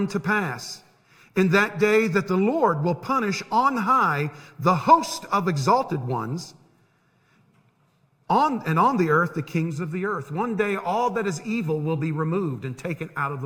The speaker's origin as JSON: {"language": "English", "town": "Tampa", "region": "Florida", "country": "United States", "tie": "born or raised there", "said": "When I was growing up in Tampa"}